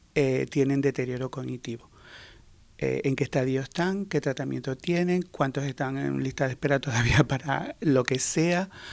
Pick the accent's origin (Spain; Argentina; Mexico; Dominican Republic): Spain; Canary Islands; soy canario